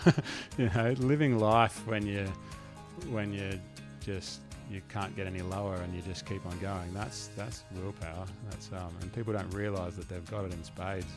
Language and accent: English; Langwarrin, Victoria, Australia; I grew up in Langwarren, which is probably, I don't know, half an hour, forty minutes drive away from where you grew up